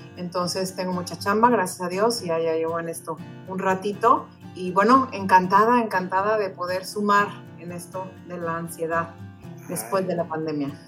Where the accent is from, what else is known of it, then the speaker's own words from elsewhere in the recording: Mexico; moved away as an adult; now in United States; yo soy mexicana, tal cual el Chile, yo he vivido en, Estados Unidos ya por más de 15 años